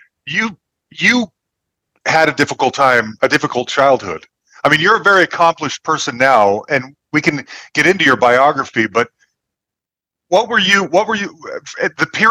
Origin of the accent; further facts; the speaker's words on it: Bay Area, California, United States; I grew up in the Bay Area